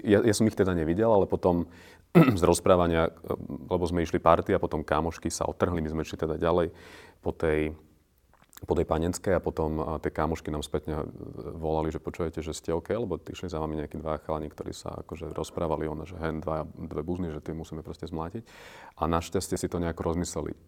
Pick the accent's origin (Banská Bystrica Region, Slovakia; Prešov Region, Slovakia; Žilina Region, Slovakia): Žilina Region, Slovakia; Námestovo; moved away as an adult; now in Bratislava, Slovakia; narodil som sa na Orave a v námestove som žil do 18, potom som prišiel do Bratislavy